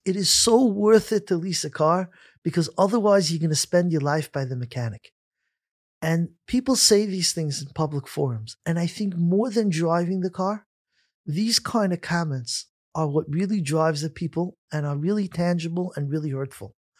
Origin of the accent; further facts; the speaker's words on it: New York City, New York, United States; Growing up in Flatbush, I remember it clearly when we played outside in the summer around a quarter to six